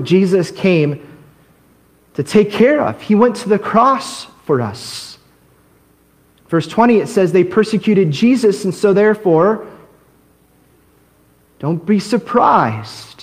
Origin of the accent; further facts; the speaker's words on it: United States; also born or lived in Korea; as an American, I came up there